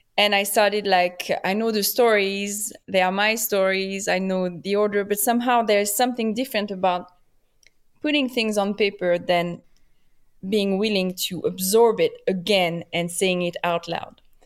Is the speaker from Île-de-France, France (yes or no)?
yes; Paris, Île-de-France, France; accent: French; English is a second language; also born or lived in Switzerland; now in Los Angeles, United States; I was born in P, in France, in Paris. My family is French